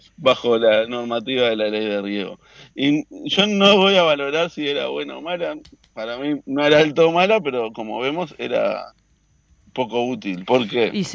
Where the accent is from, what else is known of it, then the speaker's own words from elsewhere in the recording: Canelones, Uruguay; soy del departamento de Canelones